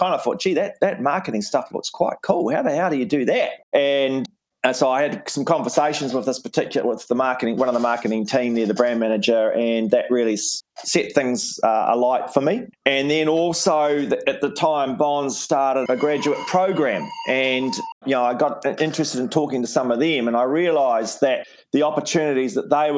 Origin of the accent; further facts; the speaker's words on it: Invercargill, Southland, New Zealand; moved away; also born or lived in Wellington; where I grew up in Invercargill in Southland